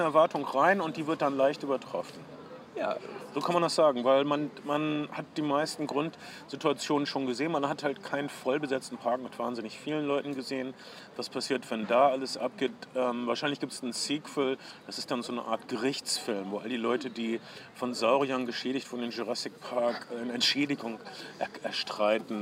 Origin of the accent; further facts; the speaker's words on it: Ostwestfalen-Lippe, North Rhine-Westphalia, Germany; Ich komme aus der Gegend Ostwestfalen-Lippe